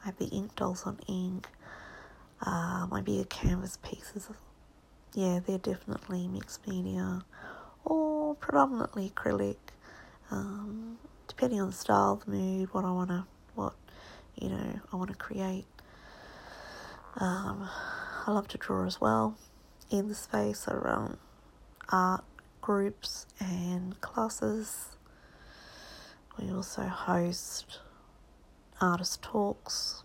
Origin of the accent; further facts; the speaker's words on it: Australia; now in Hong Kong; I'm an Australian artist. I'm a painter